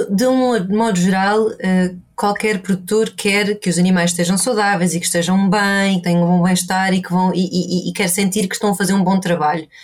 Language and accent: Portuguese; Portugal; also born or lived in Ireland; now in Inverness, United Kingdom; cresci em Portugal, perto do mar também.